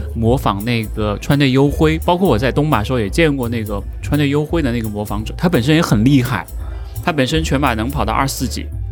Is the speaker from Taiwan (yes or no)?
no; Hunan, China; moved away as an adult; also born or lived in Guangzhou / Shanghai; 我是湖南人，离，离广州很近